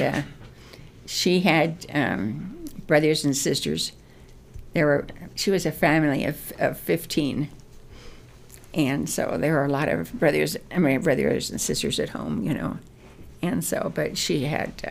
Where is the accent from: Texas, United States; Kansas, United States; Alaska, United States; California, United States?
California, United States; Downey; also born or lived in Long Beach, California; we moved from Downey, from Long Beach to Downey. And Downey was where my dad had the house built